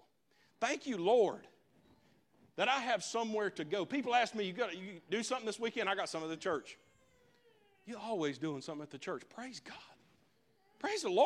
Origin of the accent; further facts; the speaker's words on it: Leicester, North Carolina, United States; I'm from Leicester